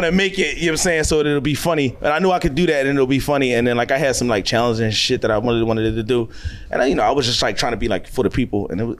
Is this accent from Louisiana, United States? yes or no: no; Philadelphia, Pennsylvania, United States; I'm from Nicetown. Like I got friends from the hood.